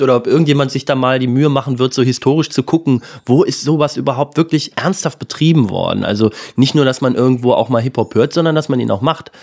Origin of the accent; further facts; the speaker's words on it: southern Lower Saxony near the Harz, Germany; also born or lived in Göttingen; da, wo ich groß geworden bin, irgendwie im Süden von Niedersachsen beim Harz